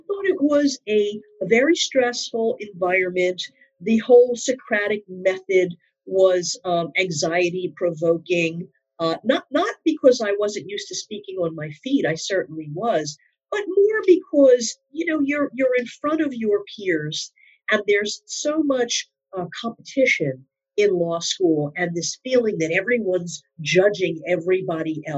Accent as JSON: {"language": "English", "town": "Philadelphia", "region": "Pennsylvania", "country": "United States", "moved": "as an adult", "lives_now": "New York, United States", "said": "I've lived in New York now most of my, well, actually all of my adult life, but I'm originally from the Philadelphia area."}